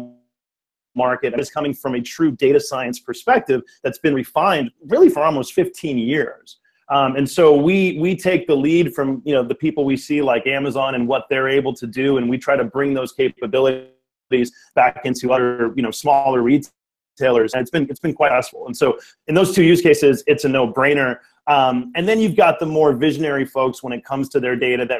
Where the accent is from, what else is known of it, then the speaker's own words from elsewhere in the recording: Richmond, California, United States; I grew up here in the Bay Area in the East Bay in Richmond